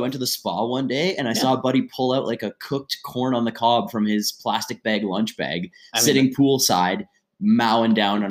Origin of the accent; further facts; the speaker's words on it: near Killaloe, Ontario, Canada; invented in my hometown, the next town over.